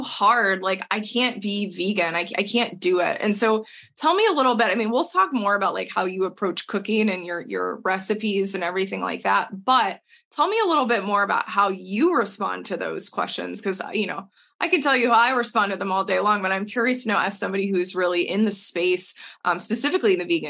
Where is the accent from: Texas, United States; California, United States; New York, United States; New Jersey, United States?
Texas, United States; moved away; we are two people from Texas originally